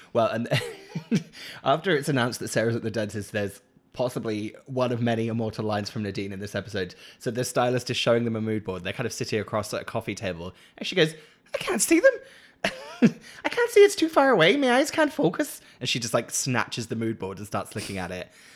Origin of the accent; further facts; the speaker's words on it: Norwich, East of England, United Kingdom; moved away; also born or lived in Leeds; Norwich nostalgia of, like, my hometown